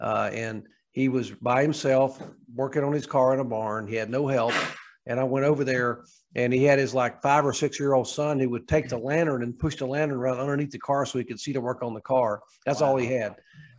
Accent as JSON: {"language": "English", "town": "Newton", "region": "North Carolina", "country": "United States", "tie": "born or raised there", "said": "Well, I grew up in Western North Carolina, as you mentioned, just outside of a little town called Hickory."}